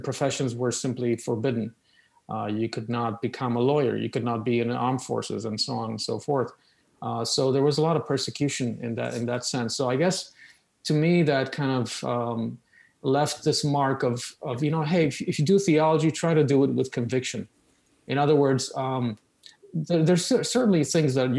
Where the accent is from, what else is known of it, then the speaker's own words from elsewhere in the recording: Oradea, Bihor County, Romania; accent: Romanian; English is a second language; moved away; The accent is Romanian